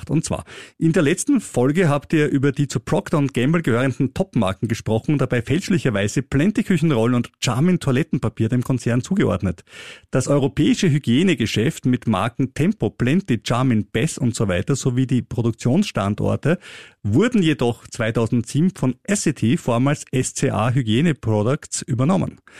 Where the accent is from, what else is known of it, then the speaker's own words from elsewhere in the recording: Austria; wie zum Beispiel auch bei uns in Österreich